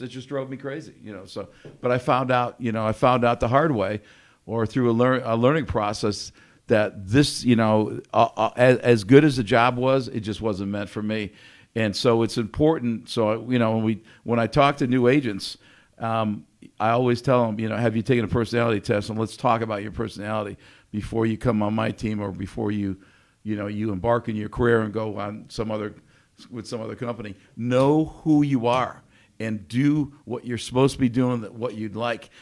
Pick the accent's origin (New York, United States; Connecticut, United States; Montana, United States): Connecticut, United States; I grew up in Connecticut